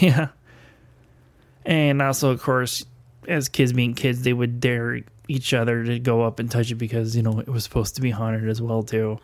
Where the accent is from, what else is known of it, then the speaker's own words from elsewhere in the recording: Elkhart, Indiana, United States; my hometown. Um, if you grow up in the Elkhart, Indiana area